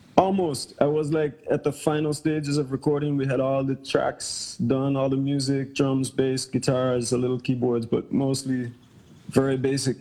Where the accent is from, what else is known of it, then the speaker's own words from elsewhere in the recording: Bermuda; also born or lived in Caribbean; now in Hawaii, United States; Originally, I'm from Bermuda, um, via growing up in the Caribbean